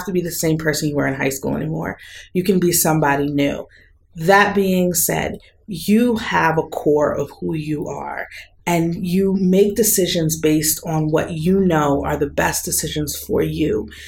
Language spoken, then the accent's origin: English; East Coast, United States; these places that were so different from where I was growing up on the East Coast of the U.S.